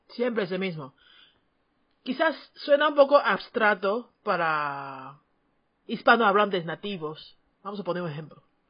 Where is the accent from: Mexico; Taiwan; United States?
Taiwan; first language Chinese; Spanish is a second language; tu maestra de chino de Taiwán